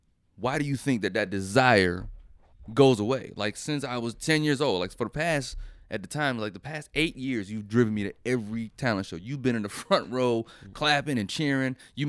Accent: Fayetteville, North Carolina, United States; I have to just say God, because I come from Fayetteville, North Carolina.

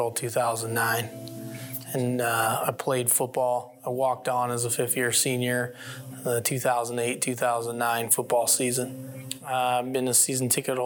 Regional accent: Massillon, Ohio, United States; also born or lived in Akron, Ohio; I was born in Massillon Community Hospital, Massillon, Ohio. They presented me a football as a baby. And so football was bred into me in Massillon.

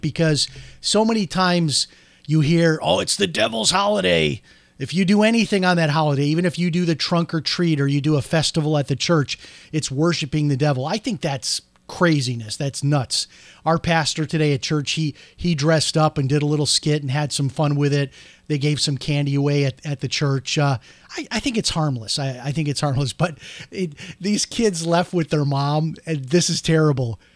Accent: outside of Chicago, Illinois, United States; now in Florida, United States; growing up outside of Chicago

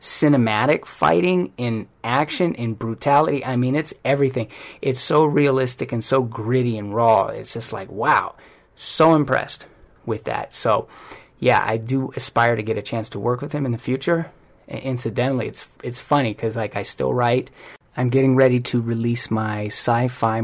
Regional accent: Hawaii, United States; now in Hollywood, United States; I'm from Hawaii too

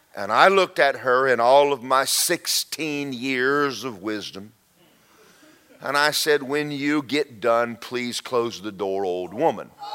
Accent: Georgia, United States; I grew up in Georgia

